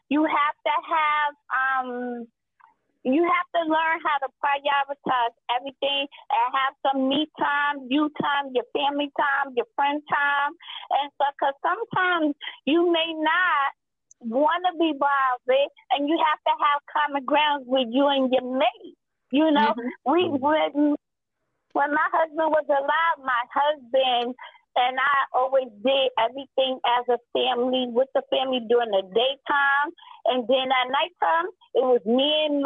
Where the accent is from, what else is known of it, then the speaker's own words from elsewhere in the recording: New York City, New York, United States; now in upstate New York, United States; I'm from New York City originally, but I live upstate.